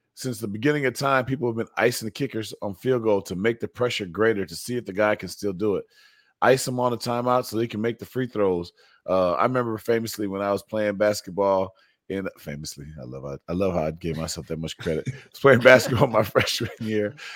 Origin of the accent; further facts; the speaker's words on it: Evanston, Illinois, United States; I'm from Evanston.